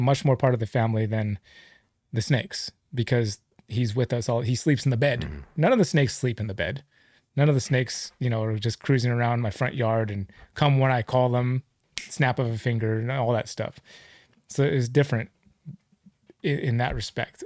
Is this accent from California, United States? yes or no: yes; Livermore, California, United States; I grew up in Livermore